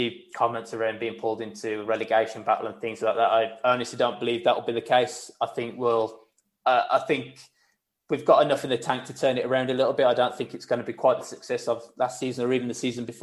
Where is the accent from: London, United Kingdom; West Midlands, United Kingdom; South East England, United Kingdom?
West Midlands, United Kingdom; Wolverhampton; I'm proud to say I'm from Wolverhampton